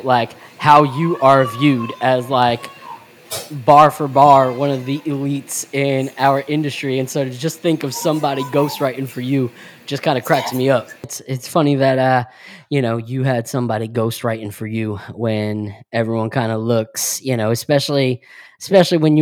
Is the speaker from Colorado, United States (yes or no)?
no; New York, United States; me and my brother, we grew up in New York